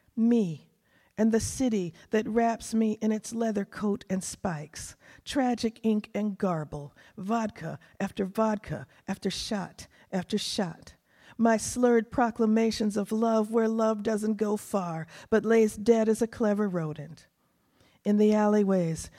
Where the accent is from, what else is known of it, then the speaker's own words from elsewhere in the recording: Texas panhandle, United States; also born or lived in Asheville / New England; now in New Hampshire, United States; I was born in Texas on the panhandle. It's so hot out there, I can't stand it. Too hot. But then when I go back, I always feel like I'm home